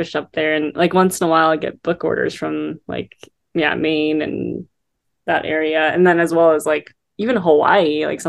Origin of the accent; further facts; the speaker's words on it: South Korea; born there; You know, I was born in South Korea.